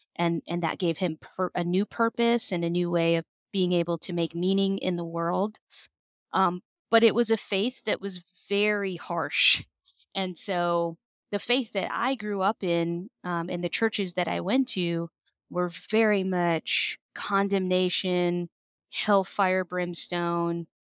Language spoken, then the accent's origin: English; a reservation in California, United States; I grew up, I'm Native American, and I grew up on a reservation in California.